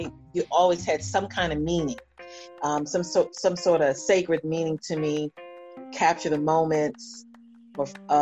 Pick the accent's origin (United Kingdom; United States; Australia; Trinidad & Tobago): United States; South Carolina; moved away; also born or lived in Dallas, Texas; I'm a Geechee, you know, I'm from South Carolina